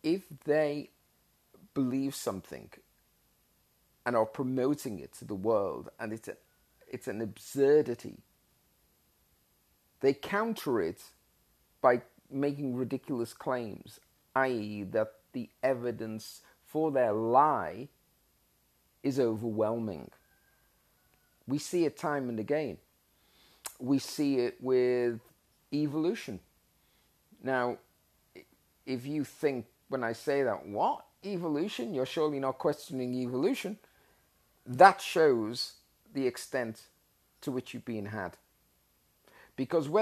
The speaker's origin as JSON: {"language": "English", "country": "Australia", "said": "As an Australian citizen"}